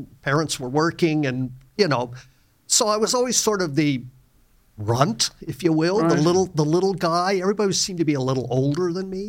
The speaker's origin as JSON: {"language": "English", "town": "Oxnard", "region": "California", "country": "United States", "tie": "born or raised there", "also_born_or_lived": "Santa Maria, California / Washington", "said": "I was born in Oxnard, California. Oxnard. Both of my parents were from the Arkansas Ozarks and came out to California"}